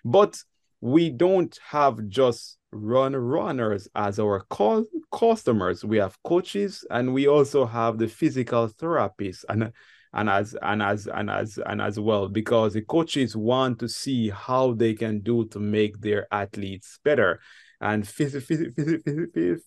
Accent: Ocho Rios, Saint Ann, Jamaica; now in France; I am a Jamaican, and the city that I was born is called Ocherios, but our locals, we call the city Ochi

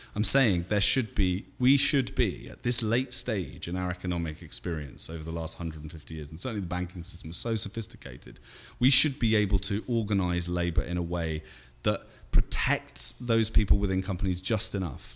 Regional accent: United Kingdom; moved away as an adult; now in United States; I'm still a Brit.

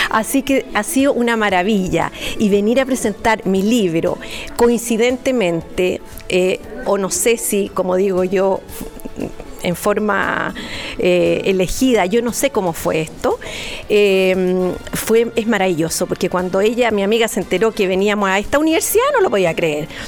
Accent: Chillán, Ñuble, Chile; moved away as an adult; yo me fui de Chillán, me fui a la sexta región, me fui al campo, me casé y tuve cinco hijos.

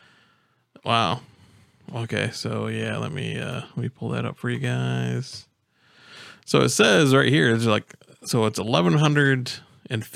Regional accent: Michigan, United States; moved away as an adult; now in Florida, United States; I'm from Michigan

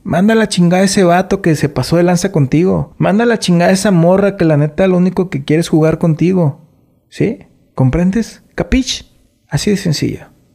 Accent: Mexico; Nosotros como mexicanos

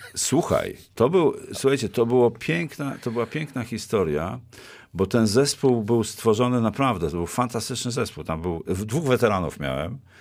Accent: former Bydgoszcz Voivodeship, Kuyavian-Pomeranian Voivodeship, Poland; also born or lived in Włocławek; pochodzę z dawnego województwa bydgoskiego

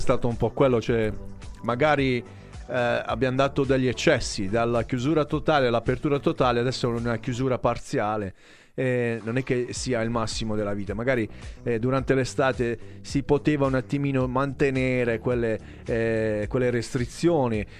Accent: Altamura, Apulia, Italy; Parlo da Altamurano

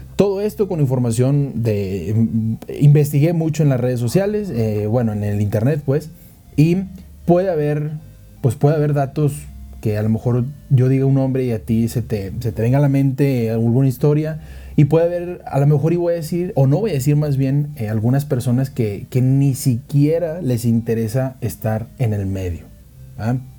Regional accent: Monterrey, Nuevo León, Mexico; now in Mexico City, Mexico; yo soy de Monterrey, vivo en Ciudad de México

